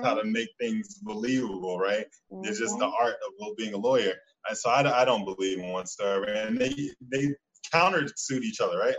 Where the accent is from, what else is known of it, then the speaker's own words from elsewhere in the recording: Chicago, Illinois, United States; I'm from Chicago